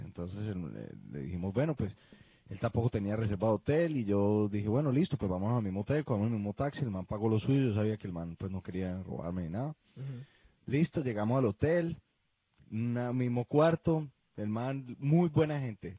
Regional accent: Colombia; yo soy de Colombia

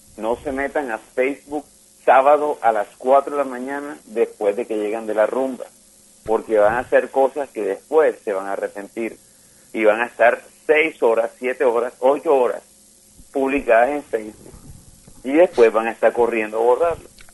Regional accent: Cartagena, Bolívar, Colombia; Yo soy cartagenero

